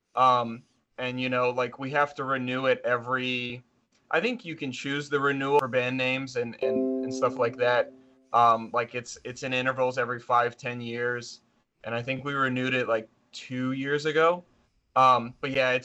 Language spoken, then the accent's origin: English; Lansing, Michigan, United States; we're from Lansing, Michigan, which is to most people surprising to learn that that's the capital of Michigan and not Detroit